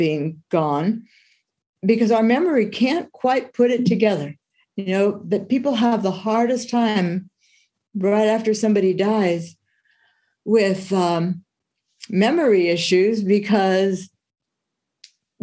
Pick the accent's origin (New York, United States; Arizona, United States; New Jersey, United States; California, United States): California, United States; San Francisco Bay Area; I've grown up on the West Coast my whole life. I've grown up and lived in the San Francisco Bay Area